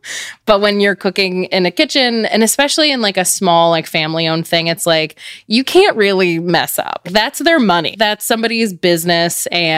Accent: Richmond, Virginia, United States; also born or lived in New Jersey; I was born in New Jersey, but I grew up in Richmond, Virginia.

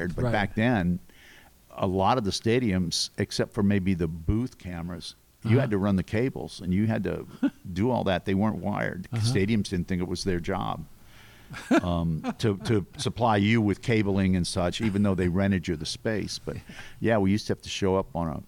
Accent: New Orleans, Louisiana, United States; also born or lived in Lafayette; I'm from New Orleans

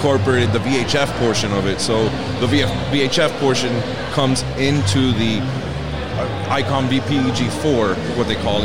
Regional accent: Miami, Florida, United States; I grew up in Miami.

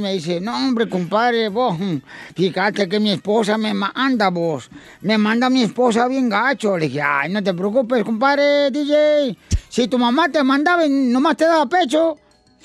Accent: Sahuayo, Michoacán, Mexico; Saguay, Michoacán, donde soy yo, es bien tranquilo

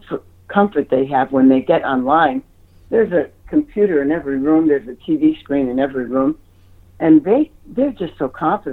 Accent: Ohio, United States; also born or lived in New York; And I grew up in Ohio. I lived many years in New York.

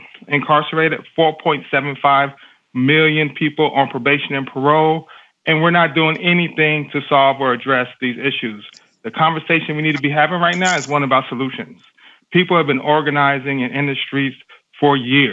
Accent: Dallas, Texas, United States; I grew up in Dallas, Texas in the 80s and 90s

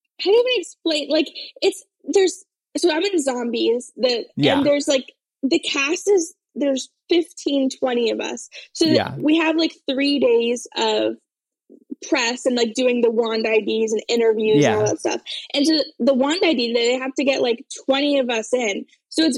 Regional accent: Florida, United States; now in Los Angeles, United States; I'm from Florida, and now I live in LA, but I'm from Florida

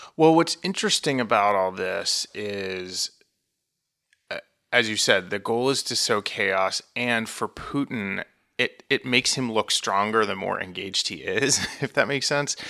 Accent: Vermont, United States; moved away; I am originally from Vermont

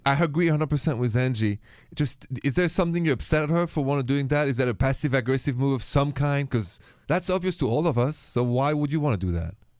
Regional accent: France; moved away; I'm from France

